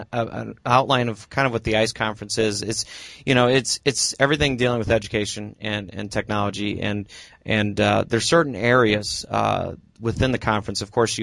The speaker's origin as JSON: {"language": "English", "town": "Normal", "region": "Illinois", "country": "United States", "said": "I'm your host, and I'm a sixth grade social studies teacher and language arts teacher from Normal, Illinois. We are both from Illinois."}